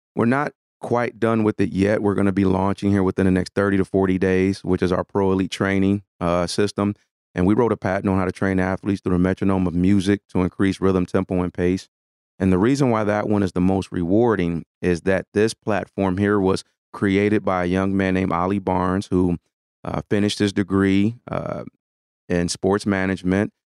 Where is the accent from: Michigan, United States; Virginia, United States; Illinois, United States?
Michigan, United States; Detroit; I'm born and raised in Detroit